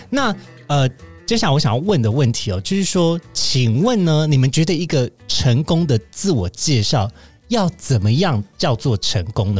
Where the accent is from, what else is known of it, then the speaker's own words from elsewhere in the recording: Kaohsiung, Taiwan; 虽然我是南部人，大家都会，就是理想中会觉得说，欸，高雄人应该是要很会讲台语吧，嗯。殊不知我只会听，不会讲